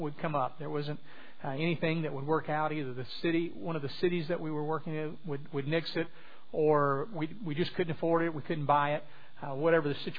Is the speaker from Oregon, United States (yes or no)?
no; southwest Louisiana, United States; moved away; I'm originally from southwest Louisiana